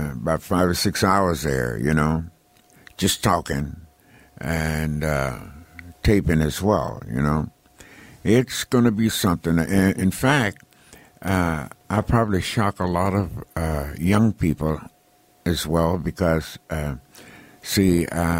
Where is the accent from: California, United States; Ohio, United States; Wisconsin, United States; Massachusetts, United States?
California, United States; Los Angeles; also born or lived in Texas; I was born in Texas and raised in Los Angeles